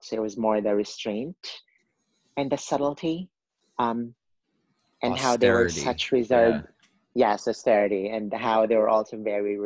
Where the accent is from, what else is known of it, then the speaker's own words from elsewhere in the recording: Cebu City, Central Visayas, Philippines; moved away as an adult; also born or lived in Manila, Philippines; now in New York City, United States; I was born and raised in Cebu, which is the second largest city in the Philippines